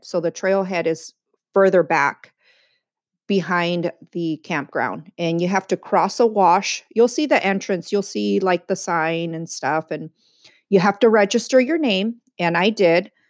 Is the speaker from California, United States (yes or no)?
yes; San Diego, California, United States; also born or lived in East Los Angeles, California; I was born in East LA, but raised in sunny San Diego, California